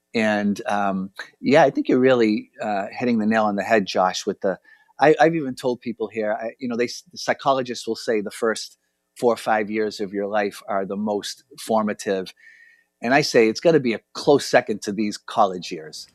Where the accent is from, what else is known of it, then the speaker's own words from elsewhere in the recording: Boston, Massachusetts, United States; I'm from Boston, Massachusetts, and I grew up with the Franciscans